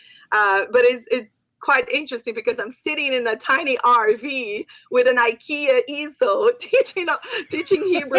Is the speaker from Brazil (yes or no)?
yes; Brazil; first language Portuguese; English is a second language; moved away as an adult; also born or lived in Israel / South America / South Africa; now in United States; I'm from Brazil